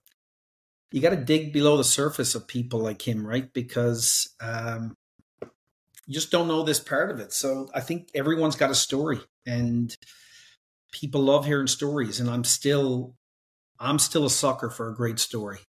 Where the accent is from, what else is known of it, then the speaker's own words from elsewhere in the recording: Newfoundland and Labrador, Canada; I'm on the east coast of Canada, the very opposite side, and it's a province called Newfoundland and Labrador.